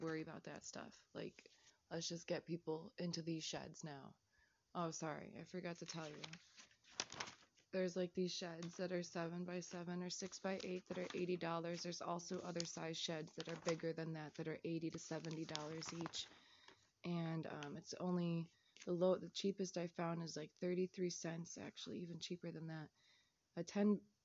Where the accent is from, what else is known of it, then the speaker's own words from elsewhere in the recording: Chicago, Illinois, United States; I'm Chicagoan.